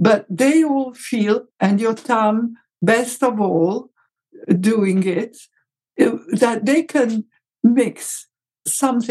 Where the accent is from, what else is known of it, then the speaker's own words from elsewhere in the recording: Egypt; in Egypt, we had zalabia